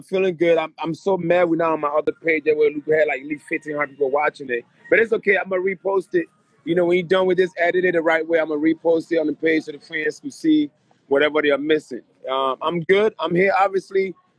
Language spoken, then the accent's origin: English; Philadelphia, Pennsylvania, United States; moved away as an adult; also born or lived in West Africa; now in California, United States; I was raised in Philly and, you know, I go home at least once a month, but I left about 7 years ago.